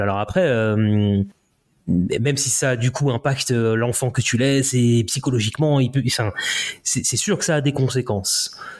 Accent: Le Mans, Pays de la Loire, France; also born or lived in Paris / Écommoy / Haiti (ancestry); now in near Nantes, France; je suis français, euh, tu vois, élevé plutôt à la Hein. Quand j'étais euh, au Mans

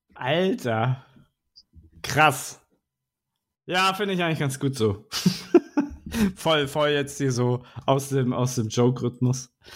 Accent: Northern Germany, Germany; als Norddeutscher

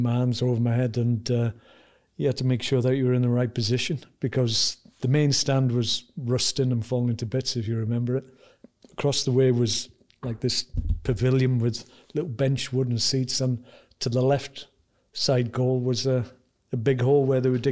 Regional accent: Wales, United Kingdom; as a Welshman

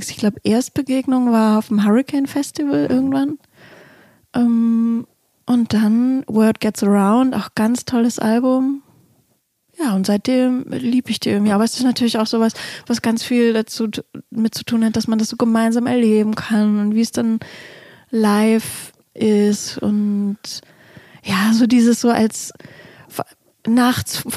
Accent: Hamburg, Germany; bin ja als Hamburgerin auch, ich bin ganz klar zum Beispiel mit FC St. Pauli

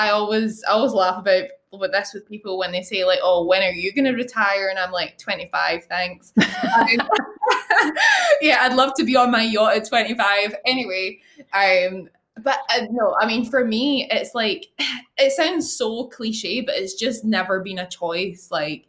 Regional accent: Glasgow, Scotland, United Kingdom; So Glasgow.

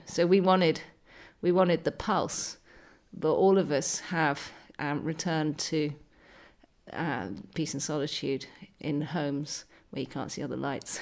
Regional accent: west coast of Scotland, United Kingdom; accent: posh city girl; also born or lived in Argyll / Dumfries and Galloway; I was brought up on a farm in the west coast of Scotland, but when you talk with my accent, uh, you sound like a posh city girl

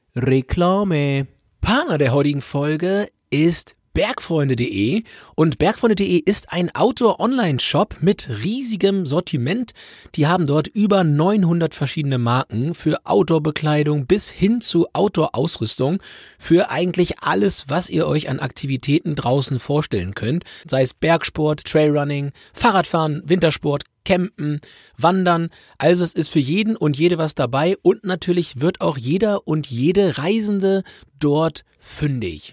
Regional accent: Lower Saxony, Germany; also born or lived in North Rhine-Westphalia; aufgewachsen in Niedersachsen

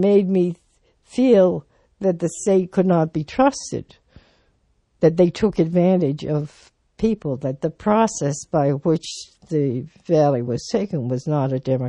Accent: Prescott, Massachusetts, United States; when I was born, my parents were living in Prescott.

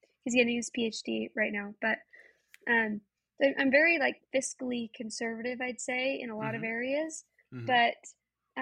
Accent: Utah, United States; we grew up in Utah.

